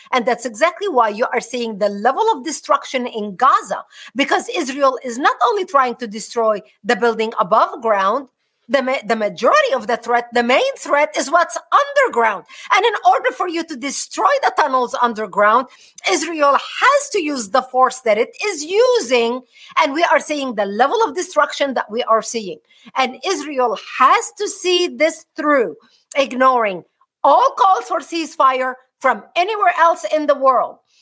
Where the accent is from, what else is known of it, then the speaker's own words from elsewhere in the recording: Lebanon; now in United States; born and raised in Lebanon